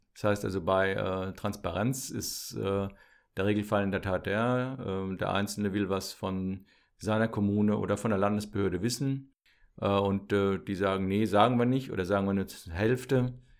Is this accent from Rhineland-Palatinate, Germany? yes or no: yes; Landau, Rhineland-Palatinate, Germany; also born or lived in Mainz / Münster; ich bin äh, ursprünglich Pfälzer, äh, komme also aus der Südpfalz, ähm, bin in Landau zur Schule gegangen